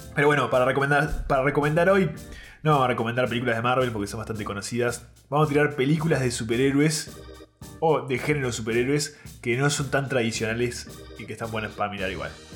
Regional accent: Uruguay

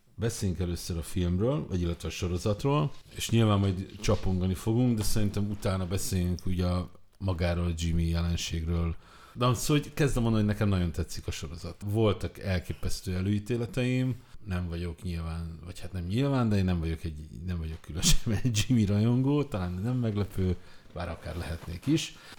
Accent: Budapest, Hungary; én Mátyás Söldön nőttem fel

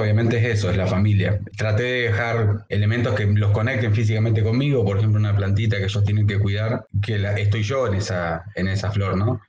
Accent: Comodoro Rivadavia, Chubut, Argentina; now in Peru; soy de Comodoro Rivadavia. Ah, de la Patagonia

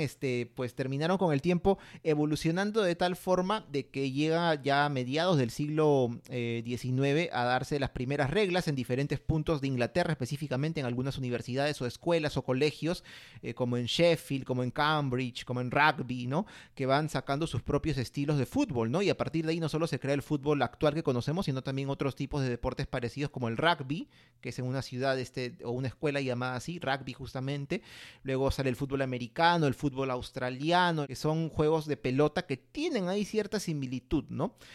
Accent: Peru; nos une como peruanos

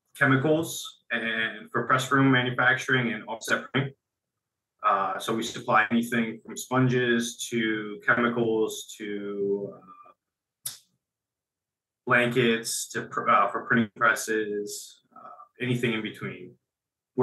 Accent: central New Jersey, United States; I'm from New Jersey, central New Jersey. Grew up in a blue-collar family.

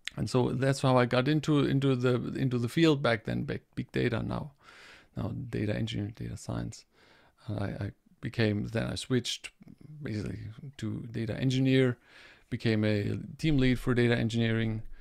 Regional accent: Germany; I'm coming from Germany

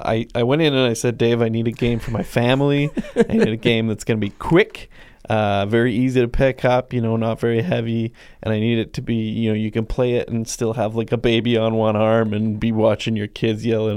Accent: Ladner, British Columbia, Canada; moved away; Yep, that's my hometown. Population 10 to 15,000.

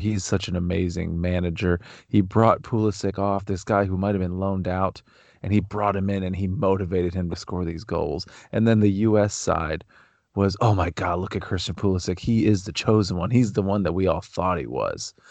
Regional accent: Canton, Ohio, United States; I grew up in Canton, Ohio.

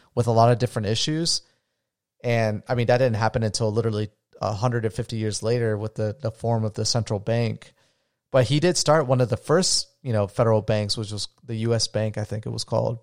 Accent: United States; I'm very proud of being an American.

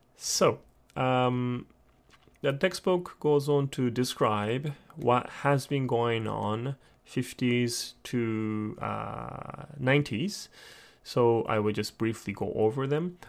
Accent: Japan; I'm born and raised in Japan

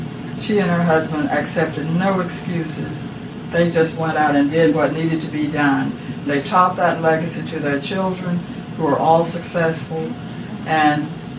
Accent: Preston, Oklahoma, United States; Growing up in Preston, Oklahoma, near Okmulgee

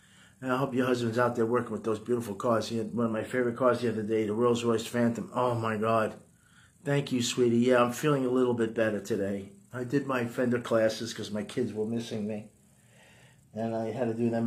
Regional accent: New York, United States; accent: New York; moved away; I got a New York accent

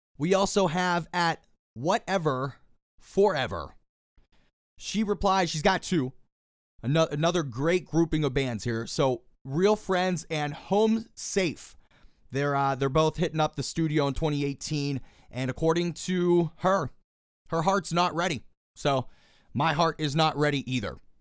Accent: Pittsburgh, Pennsylvania, United States; born and raised in Pittsburgh, Pennsylvania.

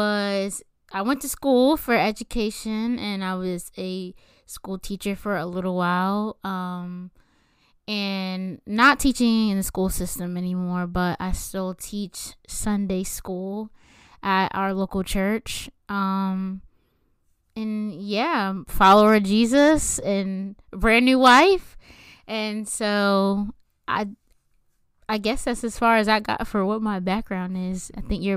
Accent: Delaware, United States; I'm born and raised in Delaware

